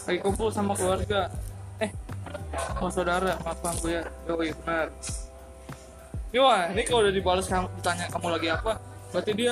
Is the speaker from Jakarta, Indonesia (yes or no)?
no; Surabaya, East Java, Indonesia